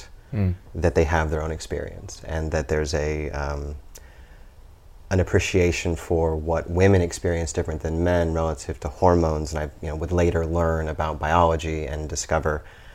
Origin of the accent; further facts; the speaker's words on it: Lincoln, Nebraska, United States; I was born and raised in Lincoln, Nebraska